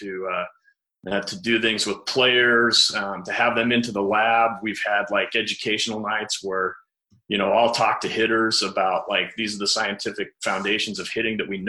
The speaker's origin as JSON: {"language": "English", "town": "Grand Junction", "region": "Colorado", "country": "United States", "tie": "born or raised there", "also_born_or_lived": "Iowa", "moved": "yes", "lives_now": "St. George, United States", "said": "I grew up in Grand Junction, Colorado"}